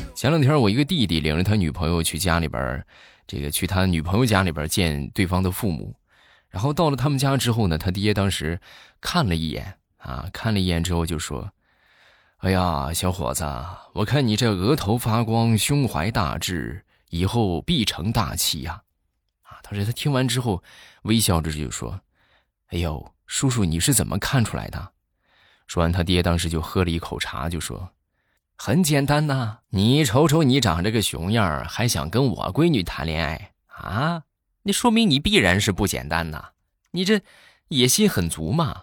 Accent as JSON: {"language": "Chinese", "region": "Shandong", "country": "China", "accent": "Shandong dialect", "said": "我们山东话啊，就，就是傻就叫彪"}